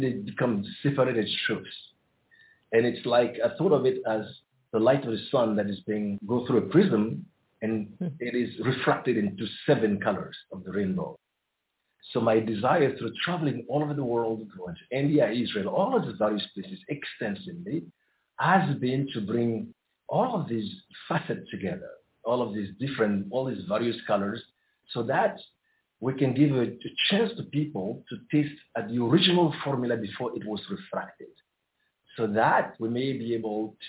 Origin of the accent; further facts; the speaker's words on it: Côte d’Ivoire; I was born in the Ivory Coast and in a very, very spiritual family. I grew up surrounded by great mystics